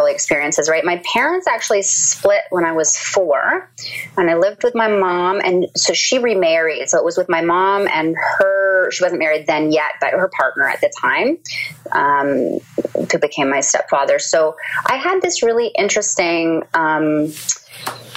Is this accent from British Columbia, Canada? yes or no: no; Toronto, Ontario, Canada; moved away as an adult; I was born and raised in Canada, in Toronto